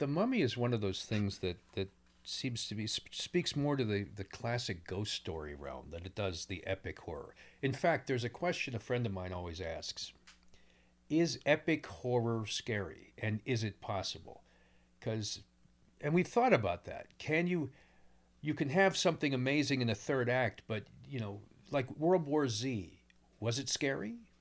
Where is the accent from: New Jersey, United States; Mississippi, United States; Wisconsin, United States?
New Jersey, United States; also born or lived in Pennsylvania; I grew up in Pennsylvania and New, notably New Jersey